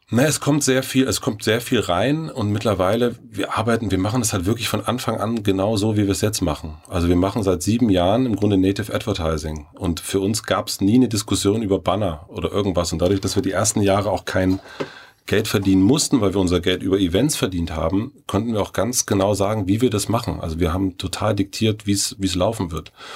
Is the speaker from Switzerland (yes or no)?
no; near Elsterwerda, southern Brandenburg, Germany; moved away; aus Südbrandenburg. Ähm, das ist äh, der größere Ort heißt Elsterwerder. Ah. Und dann aus dem Kaff da.